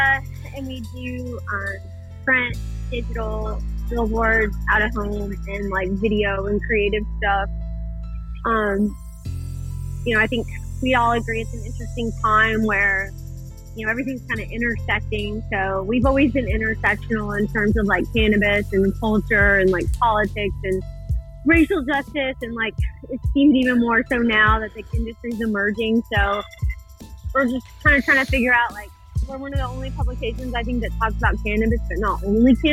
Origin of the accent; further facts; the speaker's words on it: Texas, United States; now in New York, United States; I grew up in Texas, so it's kind of flat and, like, southern, obviously